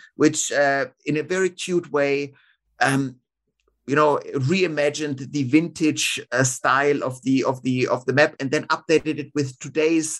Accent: Munich, Bavaria, Germany; now in Australia; my hometown of Munich

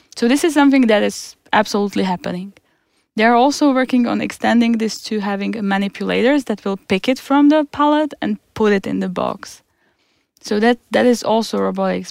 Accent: Czechia; moved away as an adult; now in Stockholm, Sweden; I'm, I'm from Czech Republic. I have been here for five years.

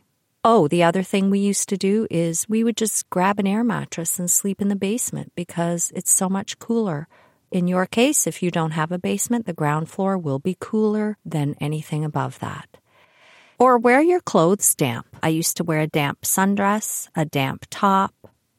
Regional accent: Toronto, Ontario, Canada; also born or lived in Kitchener; I was born in Toronto, but my father, Ted, was an up-and-coming banker back in the day, so we moved a lot because he would get transferred from one branch to another as his career evolved. Mostly in Toronto, sometimes Kitchener

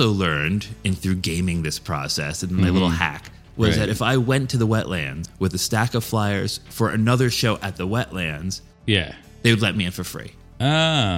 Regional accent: New York suburbs, United States; I grew up in New York, but I lived in the burbs

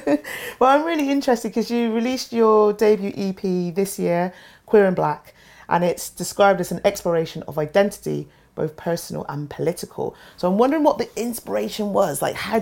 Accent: Bath, South West England, United Kingdom; I grew up in Bath, in my school. There's probably like, well, about five black and brown people in my entire school.

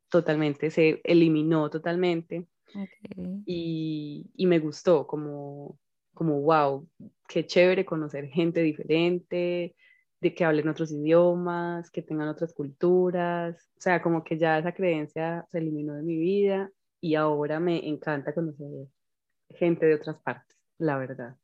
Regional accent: Colombia; nosotras que somos colombianas

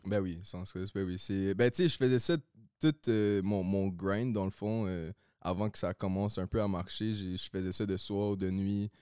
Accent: Laval, Quebec, Canada; now in Saint-Eustache, Canada; j'ai grandi à Laval

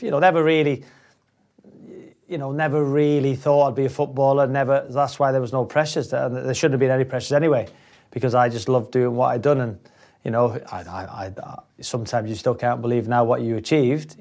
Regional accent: North Wales, United Kingdom; moved away; North Wales. Um, I, I, lived in a cul-de-sac um, with my mother and father and brother

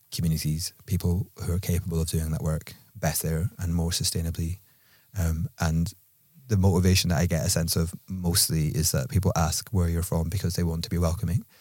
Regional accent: Edinburgh, Scotland, United Kingdom; accent: Edinburgh; moved away; my accent was just from Edinburgh

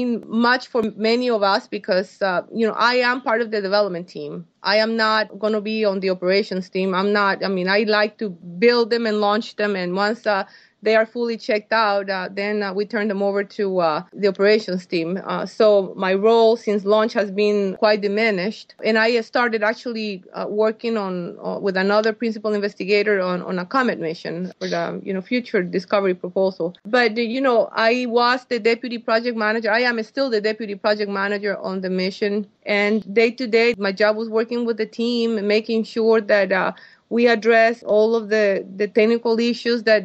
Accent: Costa Rica; moved away as an adult; now in United States; I was born in Costa Rica, and I didn't come to the States until I was 21

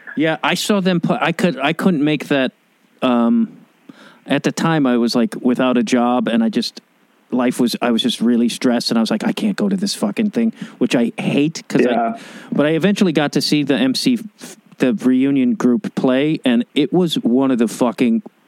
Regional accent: Chicago, Illinois, United States; now in Los Angeles, United States; I grew up in Chicago and it's like, I, I moved to Los Angeles

